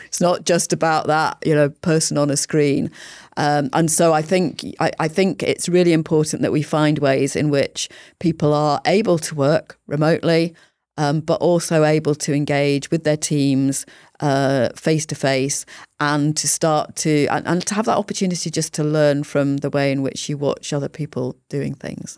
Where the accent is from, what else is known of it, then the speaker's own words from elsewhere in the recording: Yorkshire and the Humber, United Kingdom; moved away as an adult; also born or lived in London; I grew up in Yorkshire. I went to university in London